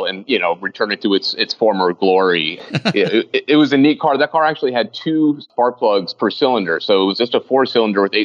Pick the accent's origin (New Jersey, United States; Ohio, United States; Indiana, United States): New Jersey, United States; I grew up in New Jersey in that car